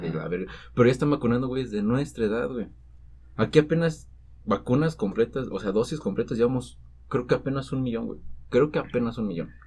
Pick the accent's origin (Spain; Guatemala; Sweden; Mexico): Mexico; somos mexicanos